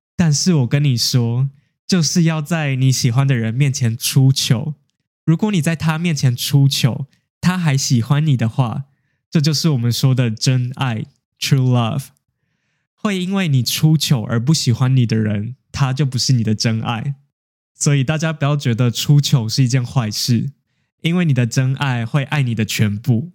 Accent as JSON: {"language": "Chinese", "country": "Taiwan", "also_born_or_lived": "Japan", "said": "那身为一个台湾人，我在一间日本公司工作"}